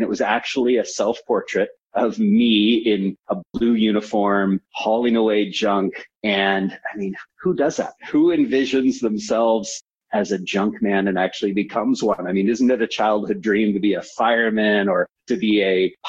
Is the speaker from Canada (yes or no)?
yes; Vancouver, British Columbia, Canada; also born or lived in San Francisco, United States; I'm based in Vancouver, was born in San Francisco. So at a young age, I moved from the United States as an American. Became a Canadian